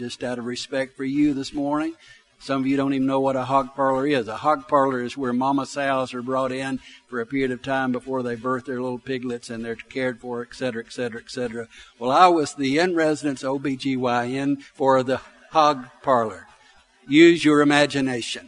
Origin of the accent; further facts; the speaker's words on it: Arab, Alabama, United States; I grew up in Arab, Alabama. I grew up in the country.